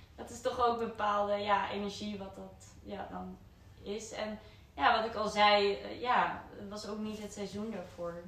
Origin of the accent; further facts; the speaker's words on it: Netherlands; hetzelfde dorpje waar ik vandaan kom